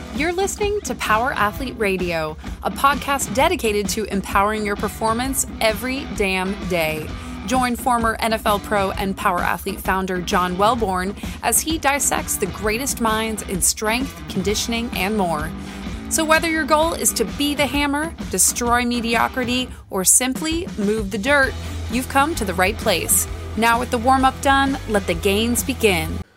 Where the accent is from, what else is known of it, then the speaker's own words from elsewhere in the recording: Stamford, Connecticut, United States; now in Florida, United States; I grew up outside New York City, uh, about 40 minutes outside the city in Stamford, Connecticut